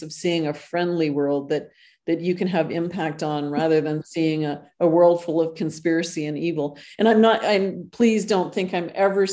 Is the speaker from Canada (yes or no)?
yes; Canada; moved away as an adult; now in Costa Rica; I'm originally Canadian